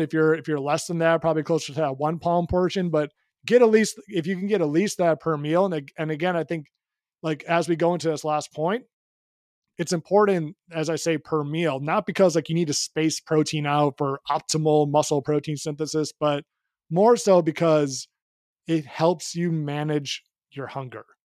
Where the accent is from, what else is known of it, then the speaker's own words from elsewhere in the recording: Chicago, Illinois, United States; moved away; I'm from Chicago originally